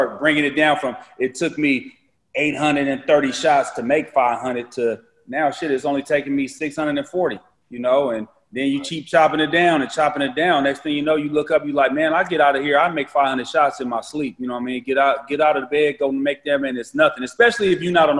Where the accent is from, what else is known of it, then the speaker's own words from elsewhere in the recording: Berkeley, California, United States; I was born in Berkeley, California.